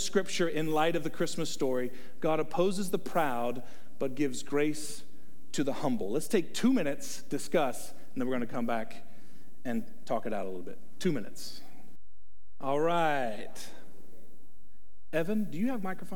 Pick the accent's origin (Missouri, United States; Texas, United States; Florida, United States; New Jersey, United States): Texas, United States; I'm from Texas